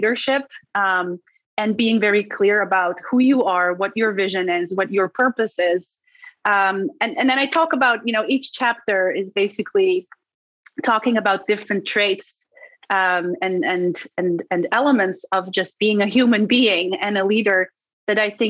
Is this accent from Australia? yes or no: no; Netherlands; first language Dutch; English is a second language; moved away as an adult; also born or lived in Istanbul, Turkey / Colorado; now in New York City, United States; I'm from the Netherlands because that's where I grew up. And that's also my native language.